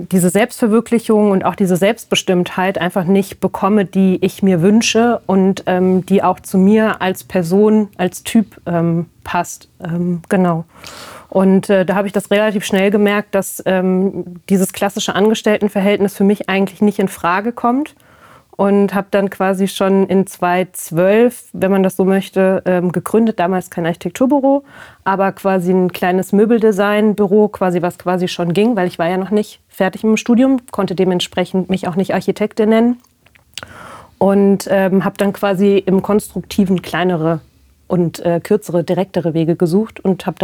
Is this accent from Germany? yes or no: yes; Ebsdorfer Grund, Hesse, Germany; also born or lived in Darmstadt / Aachen; Ich komme ursprünglich ähm, aus der Region Marburg, genauer gesagt aus dem Ebsdorfer Grund.